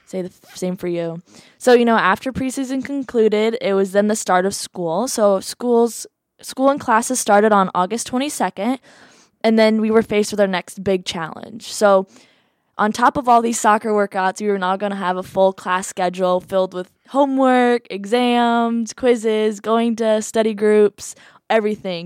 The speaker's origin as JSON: {"language": "English", "town": "Iowa City", "region": "Iowa", "country": "United States", "said": "I'm from Iowa City, Iowa."}